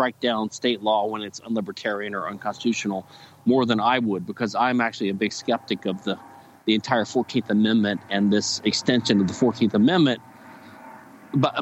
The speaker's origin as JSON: {"language": "English", "country": "United States", "said": "as an American"}